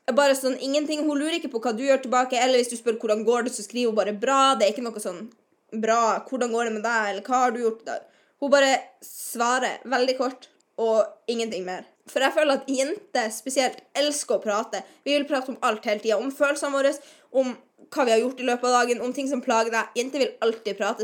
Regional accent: Northern Norway, Norway; moved away as an adult; Jeg er fra Nord-Norge, som du kan høre

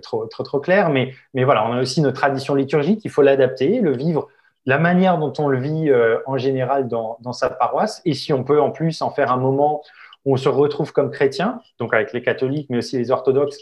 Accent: Alsace, Grand Est, France; chez moi en Alsace

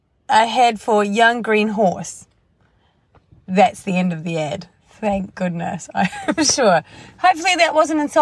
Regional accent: New Zealand; accent: Kiwi; from New Zealand

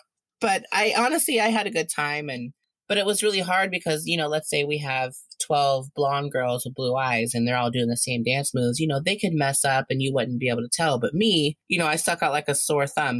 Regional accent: Indiana, United States; now in Ohio, United States; I'm originally from Indiana, but I live in Ohio now

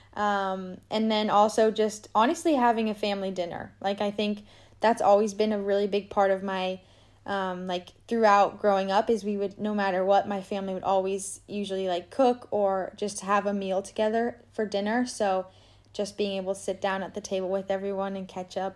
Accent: Boulder, Colorado, United States; now in Grand Junction, United States; my parents live in boulder colorado

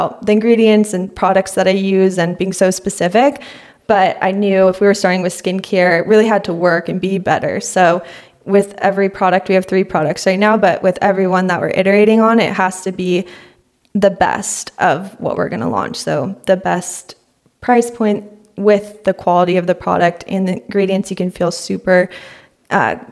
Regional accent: San Luis Obispo, California, United States; also born or lived in Hawaii; now in Los Angeles, United States; I live in Los Angeles now, but I'm originally from San Luis Obispo and grew up there

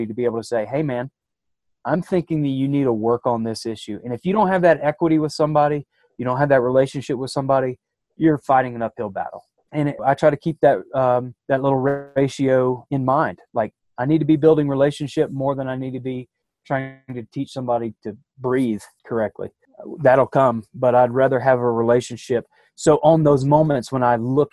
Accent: Athens, Georgia, United States; moved away as an adult; now in Jackson Hole area, United States; I'm from Athens, Georgia

